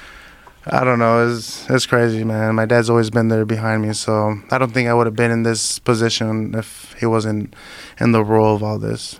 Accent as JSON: {"language": "English", "area": "Imperial Valley", "region": "California", "country": "United States", "tie": "born or raised there", "said": "I was going back and forth from my hometown, you know, because I live in Imperial Valley"}